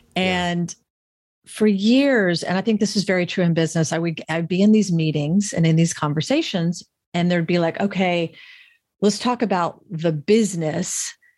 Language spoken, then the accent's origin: English; Florida, United States; I grew up in a really, like, beautiful, wonderful middle class experience in the South. I'm from Florida originally